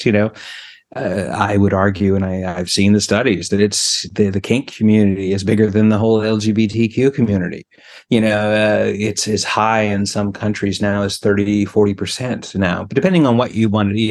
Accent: British Columbia, Canada; now in Quebec, Canada; I grew up on the West Coast in BC, and I'm Canadian

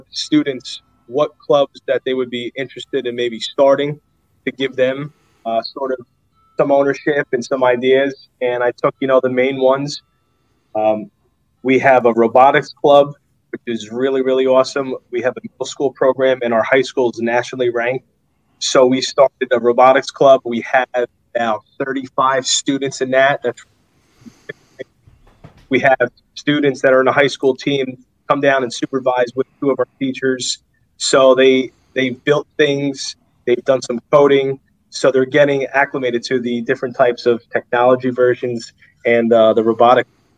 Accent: North Arlington, New Jersey, United States; I grew up in North Arlington, but I went to high school in Jersey City

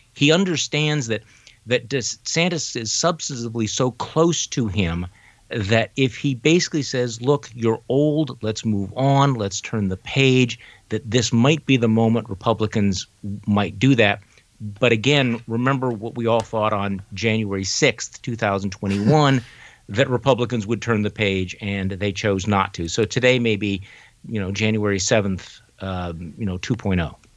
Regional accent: Wisconsin, United States; my home state of Wisconsin

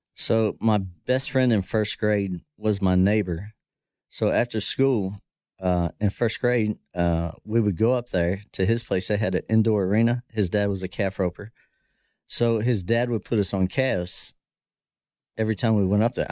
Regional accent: Dillsburg, Pennsylvania, United States; moved away as an adult; also born or lived in Florida; now in Texas, United States; I grew up in South Central Pennsylvania

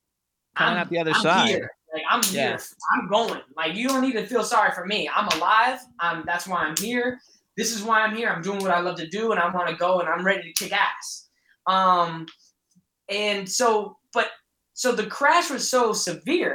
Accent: Kent, Washington, United States; also born or lived in Bellevue, Washington; I grew up in Kent.

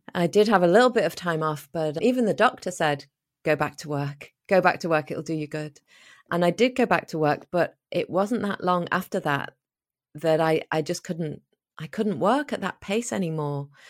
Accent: Liverpool, North West England, United Kingdom; moved away as an adult; also born or lived in Spain / Australia / New Zealand / United States; I was born in Liverpool in the north of England

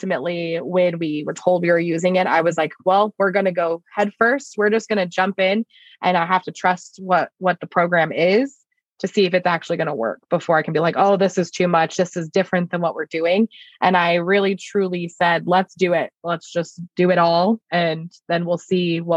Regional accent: Lake Havasu City, Arizona, United States; I am from Lake Havasu City.

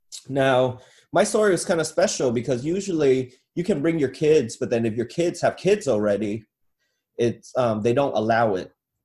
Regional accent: Costa Mesa, California, United States; also born or lived in Saigon, Vietnam; we landed in Costa Mesa, California in 91. Yeah, 91, when I was 8. So I grew up in Costa Mesa.

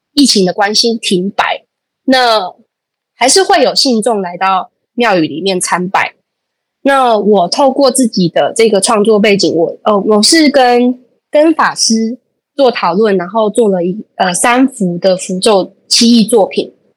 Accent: Pingtung, Pingtung County, Taiwan; 人家来到我们阿沟，然后家庙的时候我去介绍我的家族

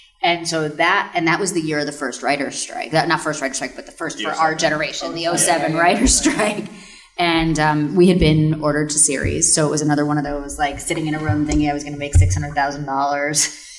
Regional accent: Connecticut, United States; And I'm from Connecticut, from just across the Long Island Sound. So, like, I, you know, grew up around there. And it felt like home to me.

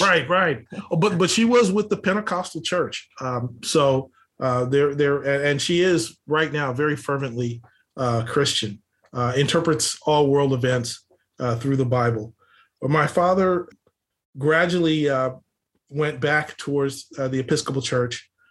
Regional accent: Los Angeles, California, United States; I grew up here in Los Angeles, uh, oldest of five kids

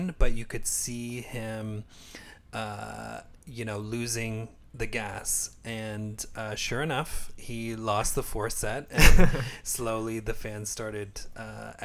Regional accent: Canada; being Canadian

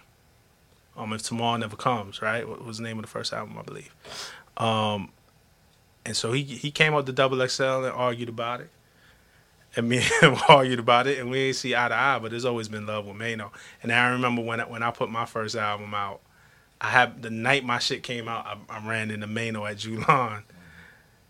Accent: New York City, New York, United States; I come from Flatbush, Brooklyn.

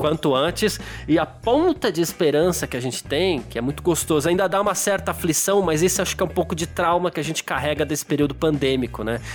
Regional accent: São Paulo, Brazil; eu sou do Ixiga

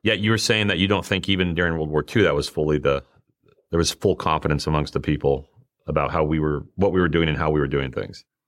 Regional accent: Rock Springs, Wyoming, United States; moved away; I'm from Rock Springs, Wyoming

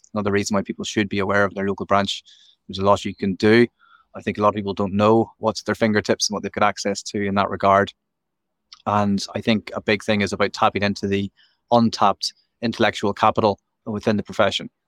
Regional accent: Belfast, Northern Ireland, United Kingdom; moved away; also born or lived in Nottinghamshire; I'm originally from Belfast, and I studied over here

